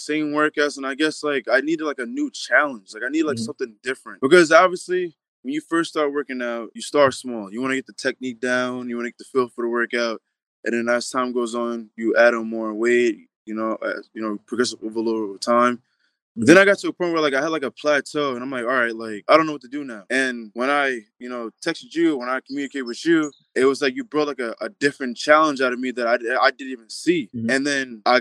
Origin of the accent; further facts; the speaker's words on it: Long Island, New York, United States; I'm from Long Island, New York